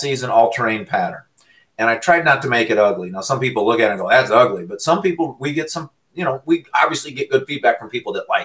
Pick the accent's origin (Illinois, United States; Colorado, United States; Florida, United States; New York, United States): Illinois, United States; moved away as an adult; now in Michigan, United States; I'm from Illinois. I went to Eastern Illinois and I met my wife out there.